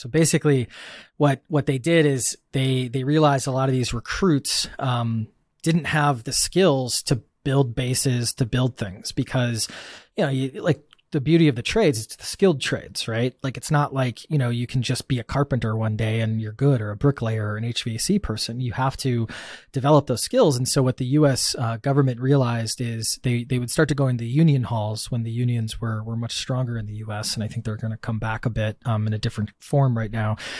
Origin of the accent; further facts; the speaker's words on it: Wisconsin, United States; I grew up in Wisconsin in the, the Midwest and the States, um, farmland, you know, more cows than people